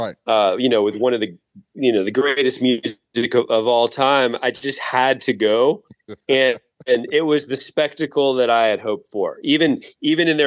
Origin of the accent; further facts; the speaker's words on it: Atlanta, Georgia, United States; I grew up in the Atlanta rock music scene